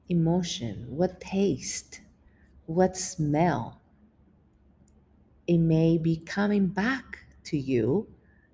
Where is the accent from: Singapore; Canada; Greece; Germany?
Greece; moved away; being away from my family and my country